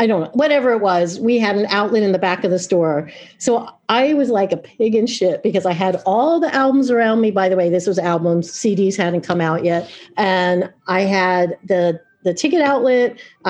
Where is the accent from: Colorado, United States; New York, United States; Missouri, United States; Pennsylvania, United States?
New York, United States; Long Island; now in Oregon, United States; So I grew up in Long Island.